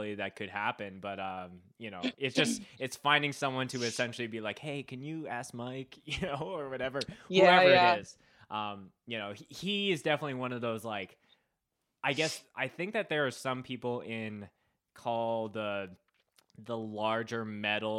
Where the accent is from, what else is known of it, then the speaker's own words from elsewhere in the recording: Winnipeg, Manitoba, Canada; I was growing up in Winnipeg